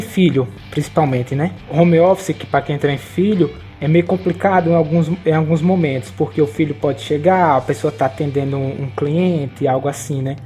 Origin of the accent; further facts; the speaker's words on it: Nossa Senhora da Glória, Sergipe, Brazil; Eu aqui sou de Sergipe, é, em Nossa Senhora da Glória